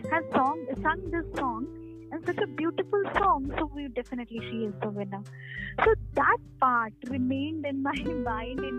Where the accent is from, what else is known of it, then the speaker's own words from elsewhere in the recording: Lucknow, Uttar Pradesh, India; also born or lived in Allahabad; my parents, my grandparents, they're all from West Bengal, but I and my sister we are born and brought up in Lucknow. I mean I am born in Allahabad and brought up in Lucknow